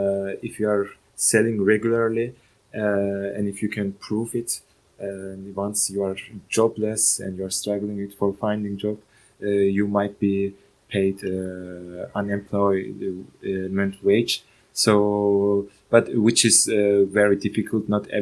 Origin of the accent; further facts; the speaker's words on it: Turkey; English is a second language; So I'm from Turkey, and there's no such a thing, and there's no regulation about artists.